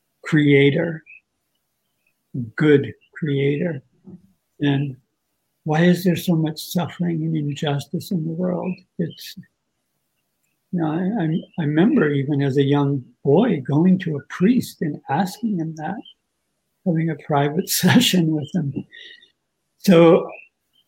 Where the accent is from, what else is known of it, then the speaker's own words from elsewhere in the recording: South Dakota, United States; I was born in South Dakota in a small sort of agricultural town of about 10,000.